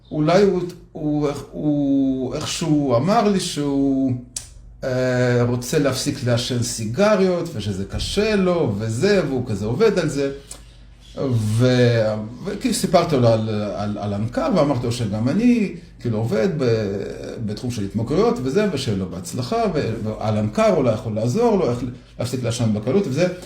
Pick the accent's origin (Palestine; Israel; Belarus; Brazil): Belarus; Minsk, Minsk Region; also born or lived in Soviet Union; אז גדלתי בברית המועצות, במינסק, ביחד בלרוס. וגרנו בבניין דירות כזה מאוד גדול